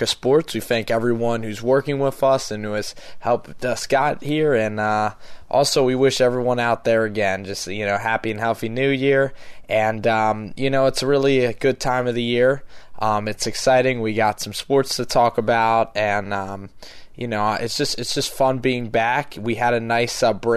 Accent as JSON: {"language": "English", "town": "Philadelphia", "region": "Pennsylvania", "country": "United States", "tie": "born or raised there", "said": "growing up in Philadelphia"}